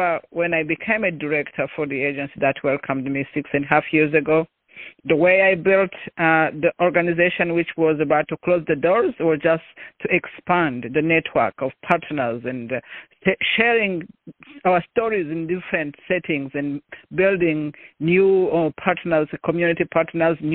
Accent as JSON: {"language": "English", "country": "Rwanda", "moved": "as an adult", "said": "I'm originally from Rwanda"}